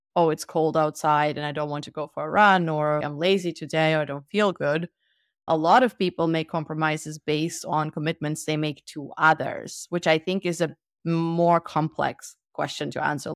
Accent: Germany; also born or lived in Soviet Union; we moved to Germany, and I grew up in Germany

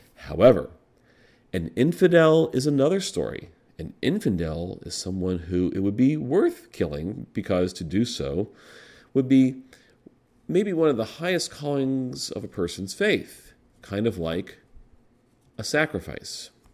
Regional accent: United States; As an American and as a rabbi

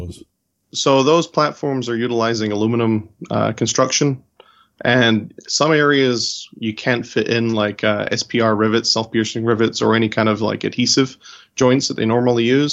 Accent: California, United States; moved away as an adult; also born or lived in White Plains, New York; now in Charlotte, United States; originally from California. So I grew up in California

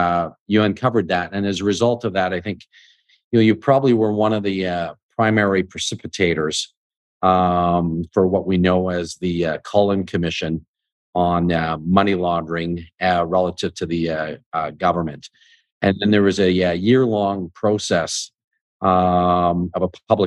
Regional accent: Canada; as a Canadian

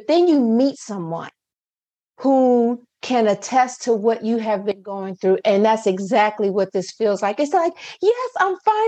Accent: Akron, Ohio, United States; moved away as an adult; now in Owings Mills, United States; although I reside right now in Owings Mills, Maryland, I'm originally from Akron, Ohio

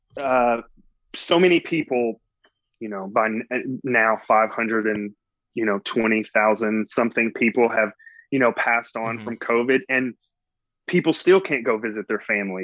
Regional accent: Mississippi Delta, United States; accent: Southern; also born or lived in Los Angeles, United States; now in Atlanta, United States; I grew up in a very, very small town in the South, in the Mississippi Delta.

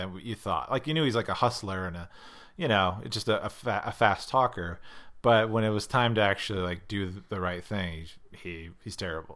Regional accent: Scranton, Pennsylvania, United States; i grew up in scranton pennsylvania

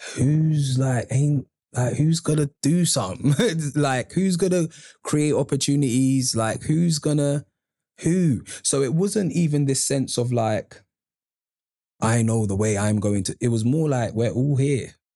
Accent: London, United Kingdom; I grew up on Andover Estate

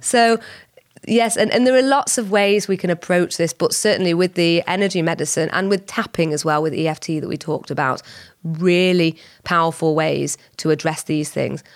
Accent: Whitefield, North West England, United Kingdom; I was born and bred in Whitefield, so just up the road from Bolton

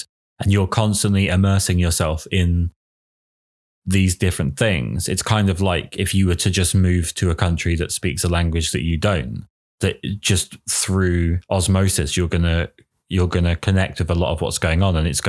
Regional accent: England, United Kingdom; I'm English

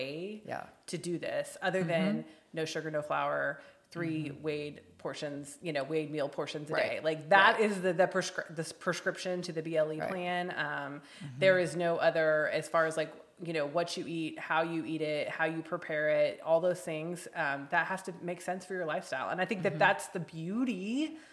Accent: Midwest, United States; now in West Coast, United States; I grew up in the Midwest

